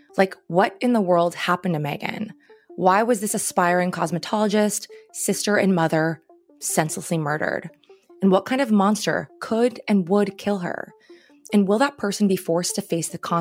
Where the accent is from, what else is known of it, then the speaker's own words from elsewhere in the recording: Long Island, New York, United States; I'm from Long Island. I know the area and I know the people